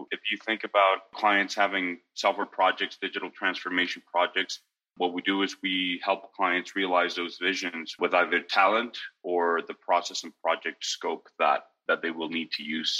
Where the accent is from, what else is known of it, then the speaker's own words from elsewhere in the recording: Mexico; also born or lived in United States / Italy; I was brought up mostly in Mexico, pieces of my life in the U.S. and pieces of my life in Italy. My dad's Italian, and so we traveled around, but we were a very united nuclear family.